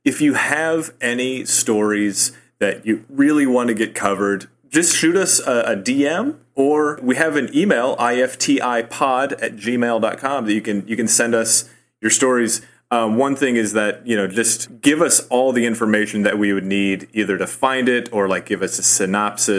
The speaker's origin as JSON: {"language": "English", "region": "Nebraska", "country": "United States", "moved": "yes", "lives_now": "Chicago, United States", "said": "I'm from Nebraska"}